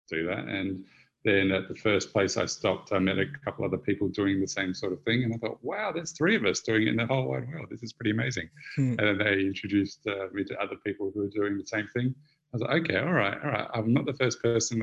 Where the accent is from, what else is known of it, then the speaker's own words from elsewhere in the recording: Australia; moved away; I'm Australian